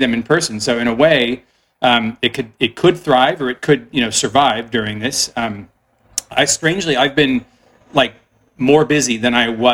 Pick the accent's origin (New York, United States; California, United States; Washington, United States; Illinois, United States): California, United States; Mountain View; I was born and raised in Mountain View. I went to Los Altos High